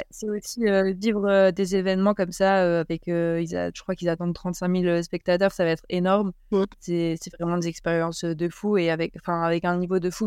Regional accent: Grenoble, Auvergne-Rhône-Alpes, France; je suis née à Grenoble et, je fais mes études à Grenoble et mmh, je m'entraîne dans le Bercor. Donc j'ai commencé le ski au comité du Dauphiné

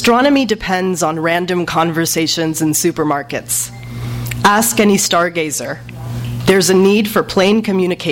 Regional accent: Los Angeles, California, United States; also born or lived in Pakistan; a Pakistani-American growing up in Los Angeles between two cultures

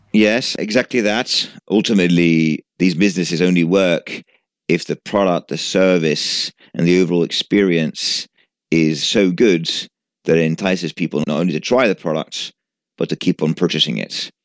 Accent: Genoa, Liguria, Italy; moved away as an adult; now in United Kingdom; I was born in Genova, and I lived in Genova till I was nineteen.

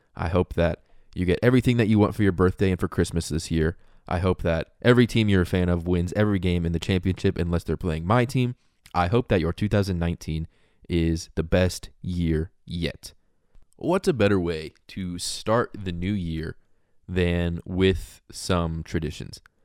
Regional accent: Indianapolis, Indiana, United States; I grew up in Indianapolis

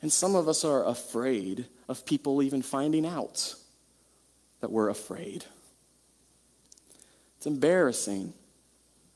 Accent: United States; Western American people

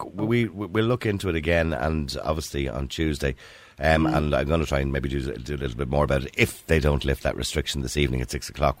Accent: Ireland; Because, you know, we're Irish, and we Irish people

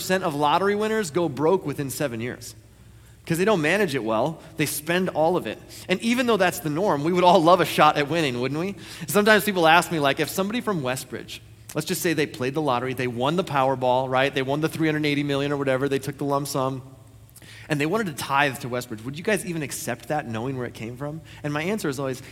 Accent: United States; I was born in the United States of America.

